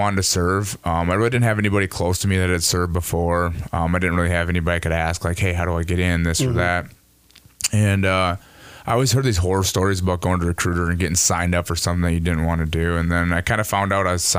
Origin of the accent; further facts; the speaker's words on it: Cleveland, Minnesota, United States; my youth growing up as a kid in Cleveland